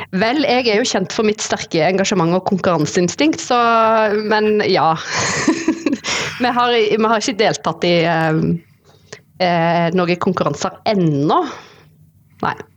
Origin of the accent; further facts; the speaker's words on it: Sandnes-Stavanger area, Rogaland, Norway; moved away as an adult; now in Oslo, Norway; Jeg er fra Sandnes-Stavanger-området. Eh, eh, Vokste opp